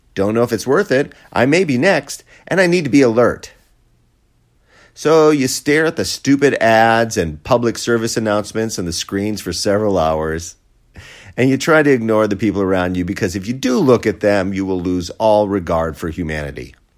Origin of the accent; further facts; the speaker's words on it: Wisconsin, United States; my home state, Wisconsin